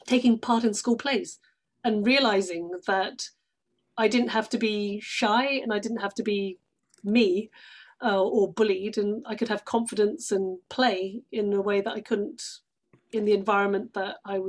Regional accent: United Kingdom; accent: British; moved away as an adult; also born or lived in London / Sydney, Australia; now in Bay Area, United States; Just outside of London, but moved to London when I was 18 to do drama school

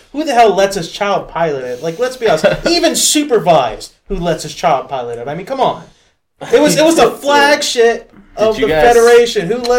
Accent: California, United States; moved away; I was born in Cali.

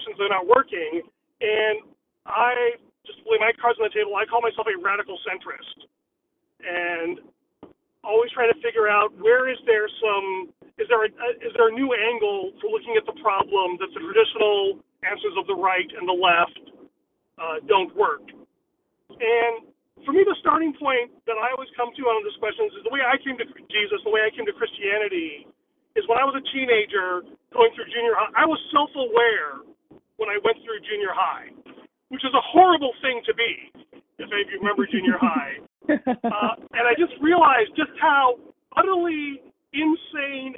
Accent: United States; I am Asian, South Asian, Indian. I grew up in America

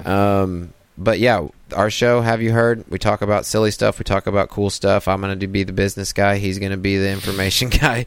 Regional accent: Kansas, United States; as a little kid, growing up in Kansas

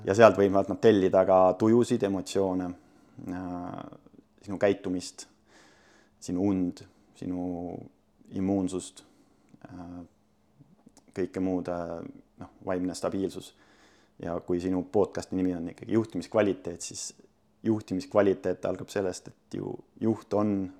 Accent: Sindi, Pärnu County, Estonia; ma olen Sindist pärit, Sindis kasvanud, käinud koolis

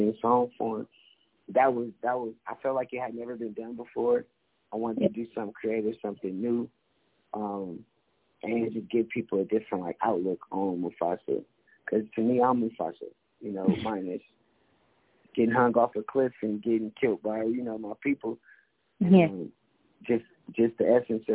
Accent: California, United States; growing up in Cali

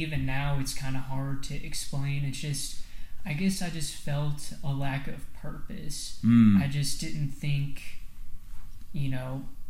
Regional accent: New Palestine, Indiana, United States; also born or lived in Avon; I was born in Indianapolis in August of 97, and I lived in Avon for the first couple years of my life, and then we moved to a small town called New Palestine, which is just off the east side of Indianapolis.

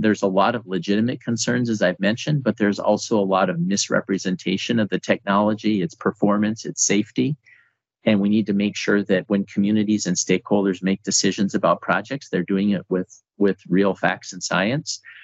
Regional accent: North Dakota, United States; I'm actually from North Dakota

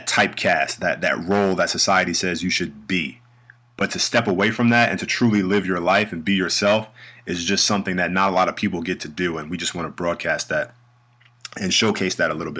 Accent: New York City, New York, United States; moved away as an adult; now in Germany; I'm from the North, New York City, born and raised

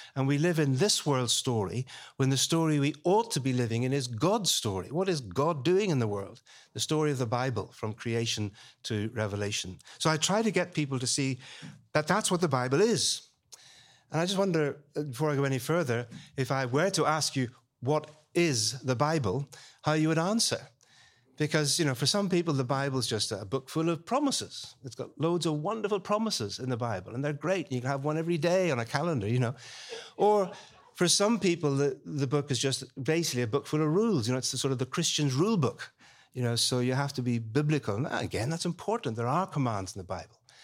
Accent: Belfast, Northern Ireland, United Kingdom; now in London, United Kingdom; I was born and brought up in Belfast

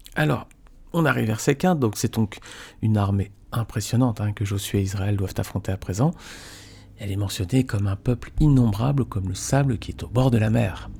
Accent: Nice, Provence-Alpes-Côte d'Azur, France; je suis niçois

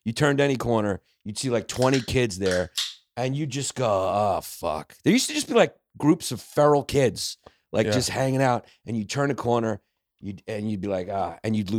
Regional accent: Brooklyn, New York, United States; When I was born in New York, right? I was born in New York. I'm from Brooklyn, New York.

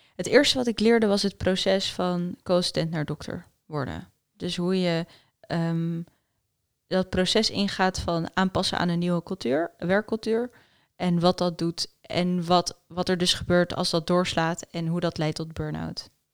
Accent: Netherlands; first language Afrikaans; Dutch is a second language; also born or lived in United States / South Africa; Toen we naar Nederland kwamen, dacht ik dat ik Nederlands sprak. Maar ik sprak eigenlijk geen Nederlands. Ik sprak Afrikaans.

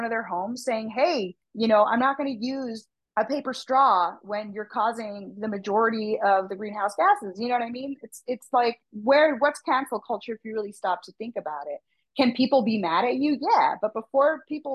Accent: United States; I'm a American, Mexican-American

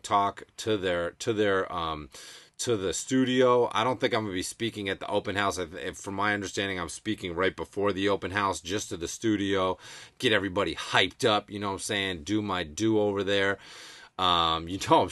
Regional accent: Massachusetts, United States; born and raised in Mass

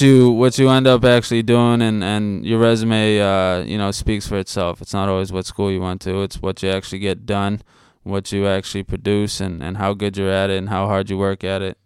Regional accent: Shrewsbury, Massachusetts, United States; also born or lived in Boston; I was born in Boston, and then, uh, eventually I grew up in Shrewsbury.

